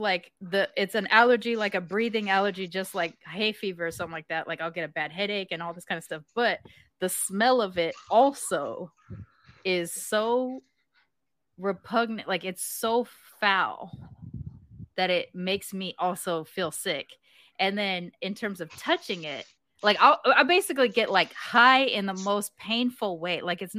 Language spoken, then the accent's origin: English; California, United States; also born or lived in Texas; Plus, I grew up in California and Texas, right? Like, and I'm living here now.